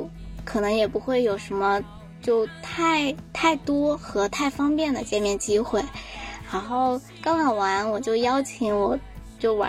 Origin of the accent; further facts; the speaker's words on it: Shanxi, China; 啊，我就是从小在山西长大，然后属于异地考生，